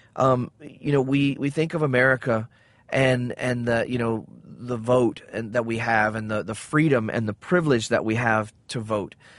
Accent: the South, United States; I grew up in the South

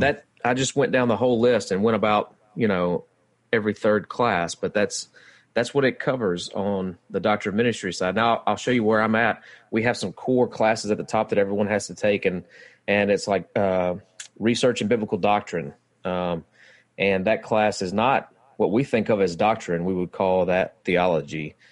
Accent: West Monroe, Louisiana, United States; I'm from West Monroe, kinda live outside of West Monroe now

